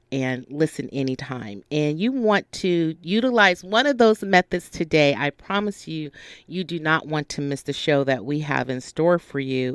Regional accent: the South, United States; now in Los Angeles, United States; I am a California girl through and through, although I'm originally from the South, which I love also.

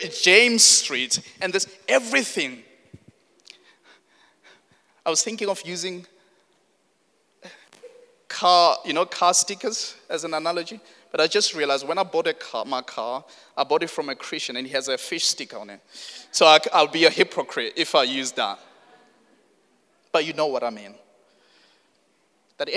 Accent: South Africa; moved away; I come from South Africa

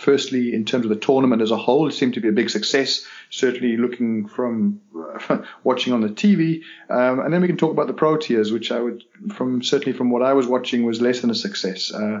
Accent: Durham, North East England, United Kingdom; My hometown ground.

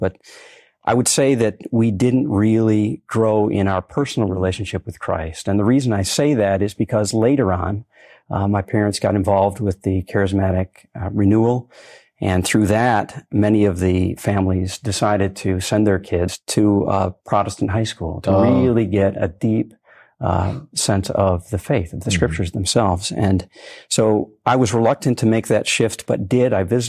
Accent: Eaton Rapids, Michigan, United States; Well, I was born in Eaton Rapids, a small town outside of Lansing, and was raised in a Catholic home.

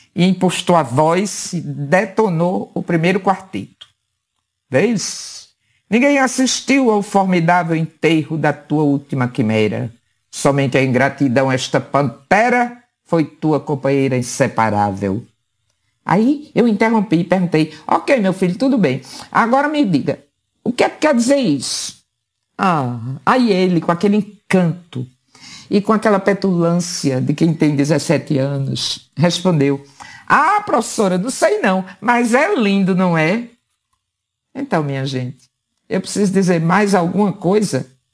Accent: Paraíba, Brazil; Apenas como paraibana

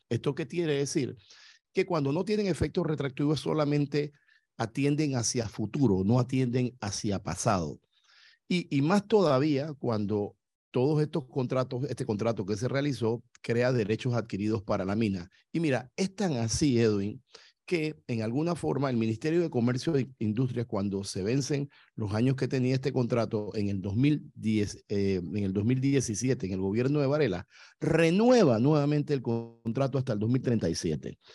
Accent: Panama; yo soy panameño

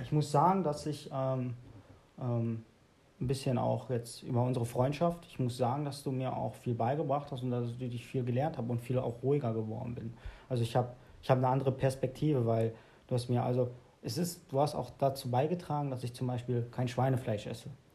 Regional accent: Hövelhof, North Rhine-Westphalia, Germany; born or raised there

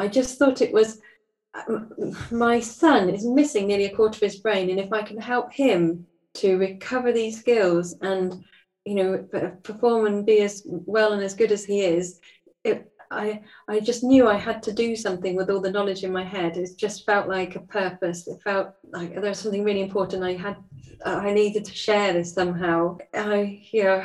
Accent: United Kingdom; I'm British

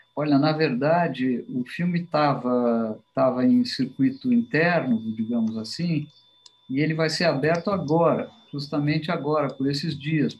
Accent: São Paulo, Brazil; also born or lived in New York; Eu nasci em São Paulo, vivi aqui grande parte, quase toda a minha vida.

